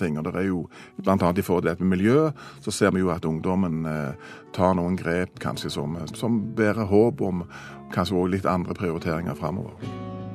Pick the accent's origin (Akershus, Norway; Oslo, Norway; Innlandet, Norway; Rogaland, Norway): Rogaland, Norway; Stavanger; Stavanger har vært der vi kommer fra